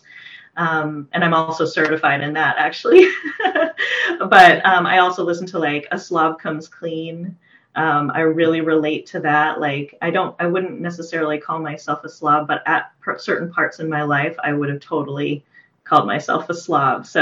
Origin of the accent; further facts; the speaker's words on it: Portland, Oregon, United States; moved away as an adult; now in Redmond, United States; from Portland, Oregon. So I'd lived there for most of my life